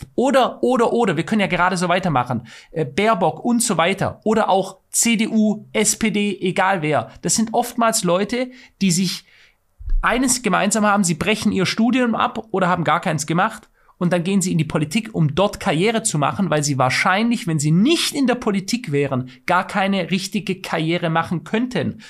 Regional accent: Germany; bei uns in Deutschland

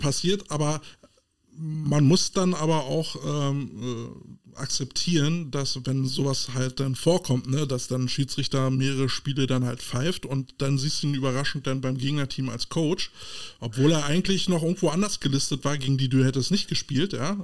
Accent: Berlin, Germany; so als Berliner

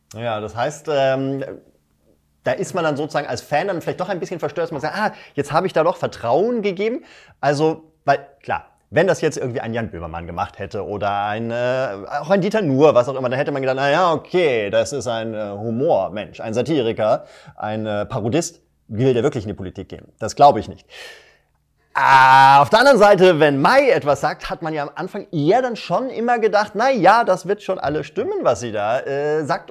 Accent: Germany; ich als Deutscher

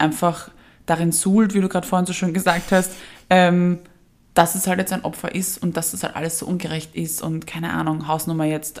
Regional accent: Vienna, Austria; wir als Wiener haben es ja schwer, weil bei uns wurde das ja quasi eingeimpft mit der Geburtsstunde

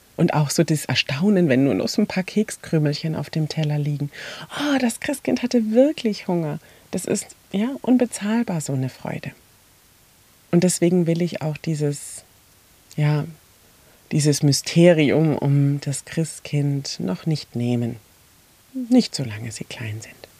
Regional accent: Mainz, Rhineland-Palatinate, Germany; bei uns in Mainz

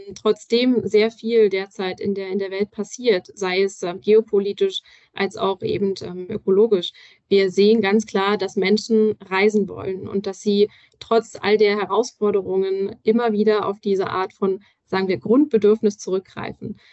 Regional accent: Berlin, Germany; Ich persönlich als Berlinerin kenne das natürlich auch

